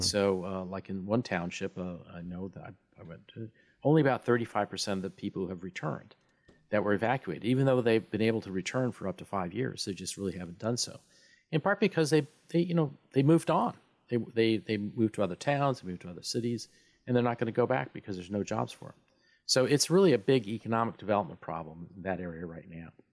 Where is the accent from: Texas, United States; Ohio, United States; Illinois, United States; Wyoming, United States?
Wyoming, United States; I'm from Wyoming